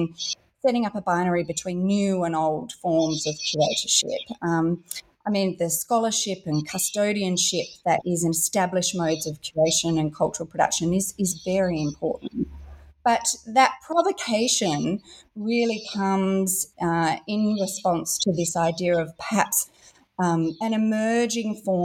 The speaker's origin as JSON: {"language": "English", "town": "Perth", "region": "Western Australia", "country": "Australia", "tie": "born or raised there", "also_born_or_lived": "London", "moved": "yes", "said": "I grew up in Western Australia here in Australia, so in Perth"}